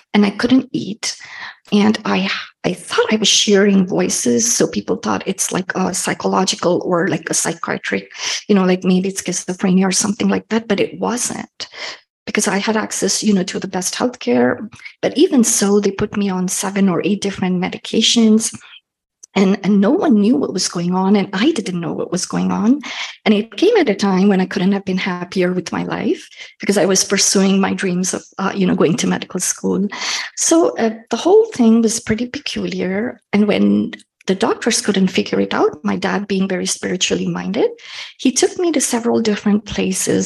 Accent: India; I grew up in India

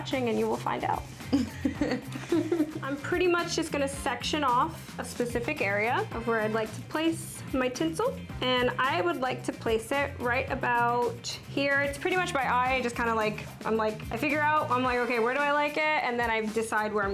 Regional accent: Connecticut, United States; I'm originally from Connecticut

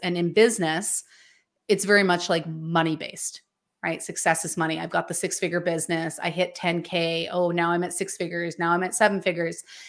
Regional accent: British Columbia, Canada; I am from a tiny, remote mountain town in British Columbia, Canada

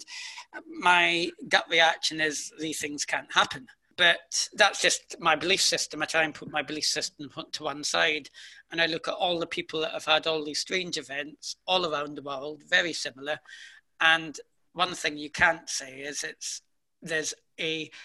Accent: United Kingdom; I'm British

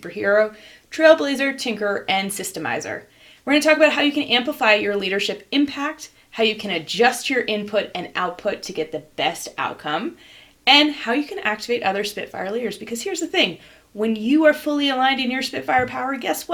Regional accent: New Jersey, United States; I'm from Jersey

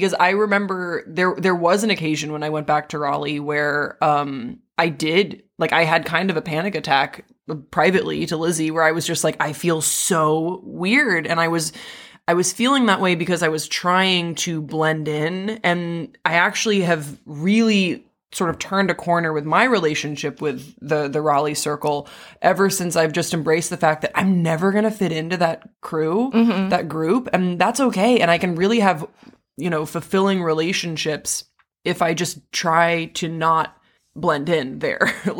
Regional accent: Waterloo, Wallonia, Belgium; moved away as an adult; now in Los Angeles, United States; I grew up in Waterloo, Belgium. I have complicated feelings when people ask me where I'm from. When I first moved to Los Angeles, when I first like came to the US for college, I would say Belgium.

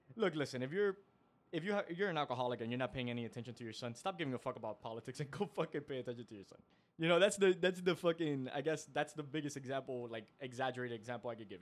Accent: Miami, Florida, United States; we're from Miami

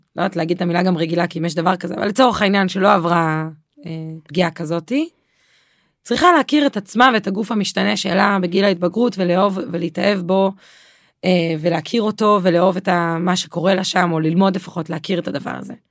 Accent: Be'erot Yitzhak, Central District, Israel; now in Kibbutz Alonim, Israel; אני גרה בקיבוץ אלונים, אבל לא גדלתי בקיבוץ אלונים, גדלתי בקיבוץ, אה, דתי, קיבוץ בראות יצחק

